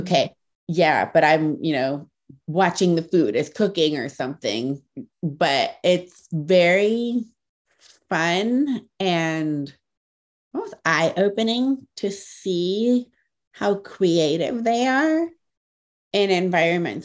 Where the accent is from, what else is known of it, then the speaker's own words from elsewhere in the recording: Ohio, United States; I grew up in Ohio